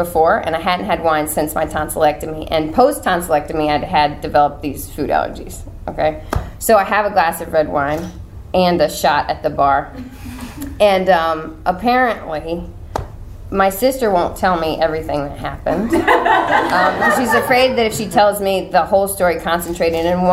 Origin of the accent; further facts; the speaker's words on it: Richmond, Virginia, United States; also born or lived in Wilmington, North Carolina / Chicago; now in Los Angeles, United States; I'm from Richmond, but I was living in Wilmington, and that's hurricane country.